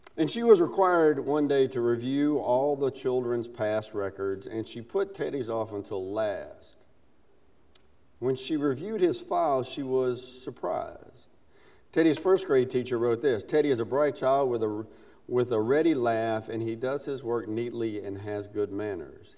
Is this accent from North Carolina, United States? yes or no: no; South Carolina, United States; accent: Southern; also born or lived in Alabama; I'm a Southerner. I was born in Alabama, grew up in South Carolina